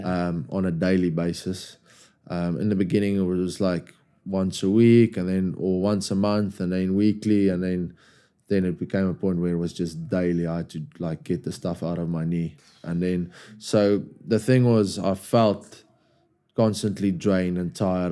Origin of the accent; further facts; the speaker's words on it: South Africa; moved away as an adult; now in England; As a South African